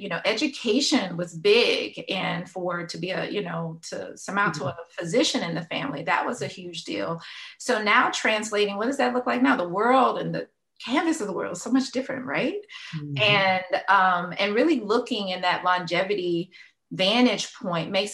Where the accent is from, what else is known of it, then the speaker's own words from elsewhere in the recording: Louisiana, United States; now in Florida, United States; I'm from Louisiana. I like to claim I'm a Louisiana girl by heart and mind, even though I've been a Floridian technically for a while.